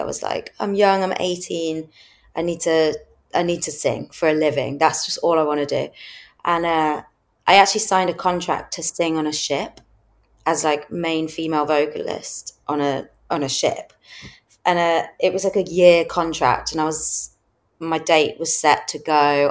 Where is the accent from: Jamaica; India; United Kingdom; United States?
United Kingdom; Midlands; moved away as an adult; now in London, United Kingdom; I grew up in in the Midlands